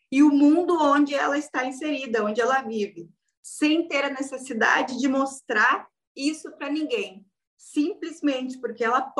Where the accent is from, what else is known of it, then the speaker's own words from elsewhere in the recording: Rio Grande do Sul, Brazil; Então, eu sou gaúcha aqui do Rio Grande do Sul